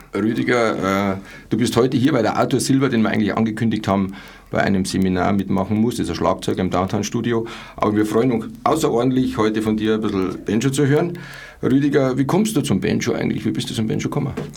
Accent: Munich, Bavaria, Germany; ich bin eigentlich in Pasing aufgewachsen

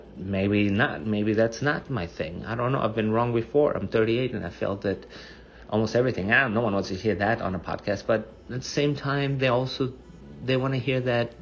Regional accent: Germany; moved away; I grew up in Germany.

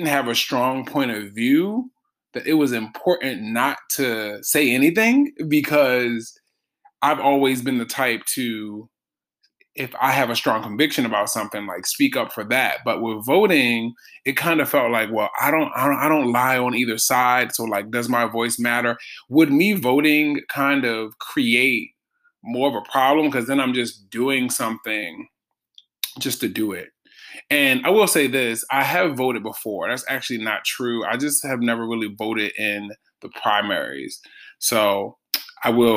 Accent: Baltimore, Maryland, United States; growing up in Baltimore

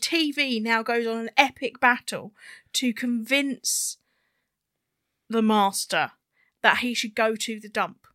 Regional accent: United Kingdom; because we're British, we say Hoover all the time

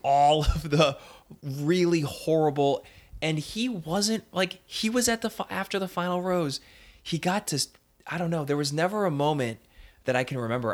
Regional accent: Northeast, United States; I'm from the Northeast

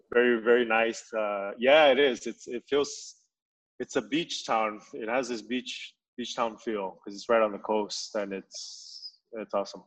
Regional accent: Saipan, Northern Mariana Islands; I'm from Saipan

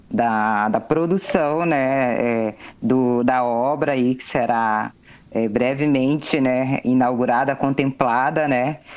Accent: North Region, Brazil; sou historiadora, sou da Amazônia, sou nortista, sou ribeirinha, sou beradeira.

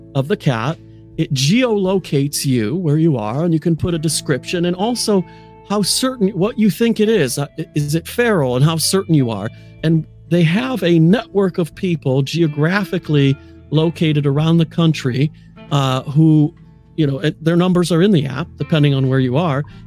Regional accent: United States; now in Nottingham, United Kingdom; I happen to be in Nottingham, England, the home of Robin Hood. Uh, even though I am American, I reside here

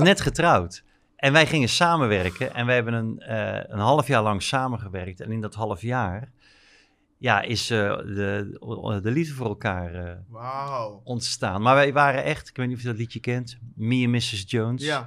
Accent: North Brabant, Netherlands; moved away as an adult; also born or lived in Rotterdam; ik kom eigenlijk helemaal niet uit Rotterdam, ik kom eigenlijk uit Brabant, uit Schat.

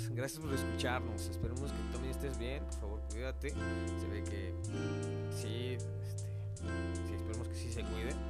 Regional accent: Mexico; Pero recuerden, somos mexicanos y a huevo entramos con todo y vamos a poder con todo.

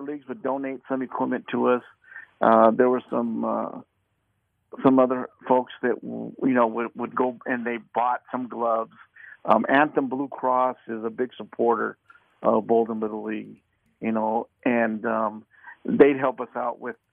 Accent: Las Vegas, Nevada, United States; I was born and raised here in Las Vegas

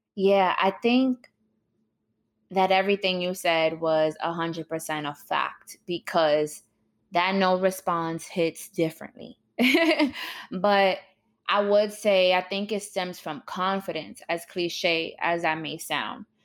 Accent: New York City, New York, United States; my childhood growing up in New York was definitely rough and traumatic

